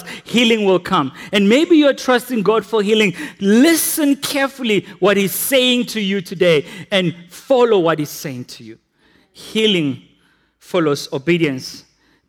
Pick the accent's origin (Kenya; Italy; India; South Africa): South Africa; We repent as South Africans